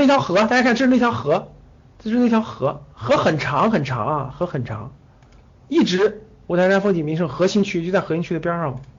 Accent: Taiyuan, Shanxi, China; 我我我我我我就是山西人嘛，在太原长大的，

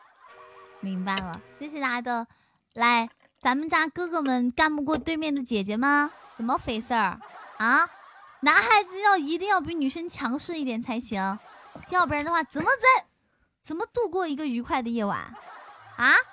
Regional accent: Xinjiang, China; now in Chengdu, China; 我是新疆人，然后我是从小吃牛羊肉长大的

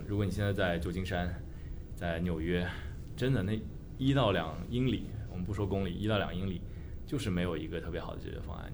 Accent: Shenzhen, Guangdong, China; moved away as an adult; now in San Francisco, United States; 本身中国人，我在深圳出生长大，然后算是一个深圳土著，可能这不是一个特别特别常见的一个背景吧，因为深圳毕竟是个移民城市嘛，但我还是有幸在八十年代初出生，在深圳，然后看着深圳发展起来

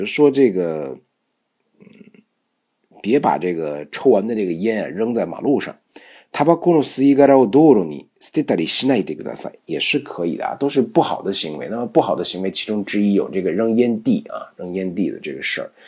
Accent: Beijing, China; accent: Beijing; 日本都有自己的小院子啊，老百姓住的还是很这种，我们北京话叫四的，非常干净啊

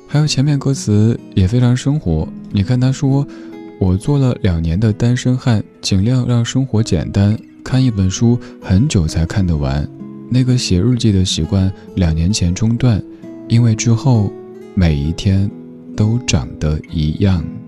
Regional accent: Sichuan, China; 作为一个四川人

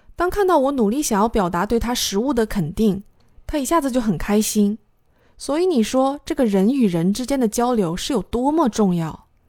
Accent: China; 我是中国人

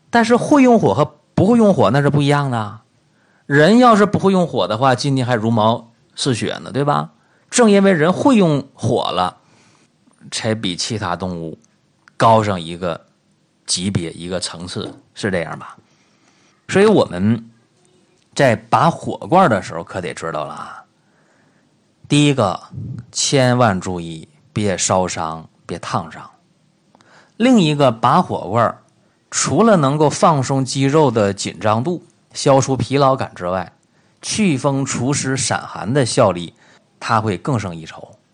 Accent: China; 我们中国人自己

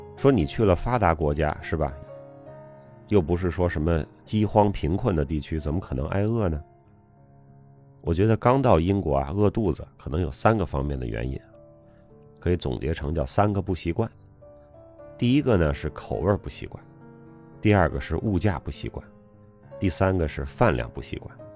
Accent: China; moved away as an adult; also born or lived in Beijing, China / United Kingdom; 我们中国人

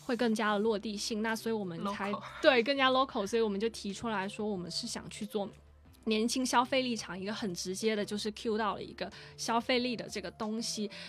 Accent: Guangdong, China; 为什么我 Q 到拖鞋是真的是我们老广一个文化性的东西？

